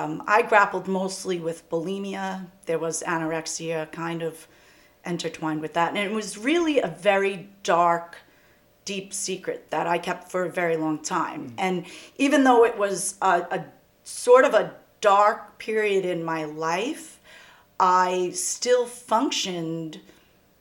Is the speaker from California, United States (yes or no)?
no; Valley Stream, New York, United States; I grew up in Valley Stream